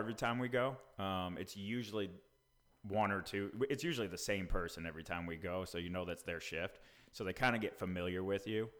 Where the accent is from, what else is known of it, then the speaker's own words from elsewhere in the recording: New England, United States; now in Franklin, TN, United States; we're both from New England.